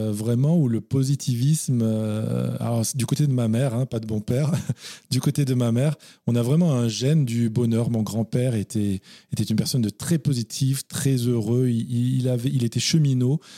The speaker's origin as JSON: {"language": "French", "area": "Narbonne / Carcassonne area", "region": "Occitania", "country": "France", "tie": "born or raised there", "said": "l'Occitanie, oui, dont bah on est originaire tous les deux moi, je suis plus du côté Narbonnais, Carcassonnais. D'accord. Bah, ma mère est de Carcassonne et ah mes, grands-parents étaient à Carcassonne, donc j'allais passer tous mes étés à Carcassonne."}